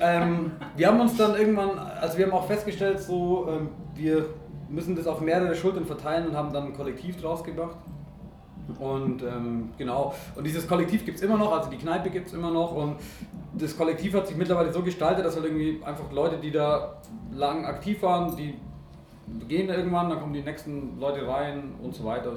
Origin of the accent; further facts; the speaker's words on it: Oberallgäu, Bavaria, Germany; ich komme eigentlich aus dem Oberallgäu